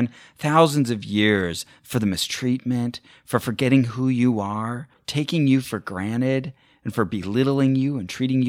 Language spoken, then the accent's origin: English; Burbank, California, United States; I don't know, I'm from Burbank.